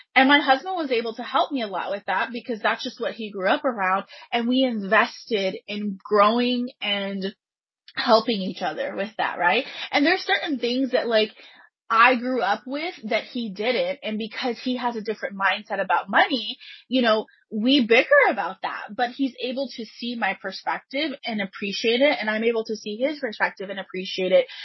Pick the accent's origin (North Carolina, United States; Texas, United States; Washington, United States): Texas, United States; Pasadena; I grew up in Pasadena, Texas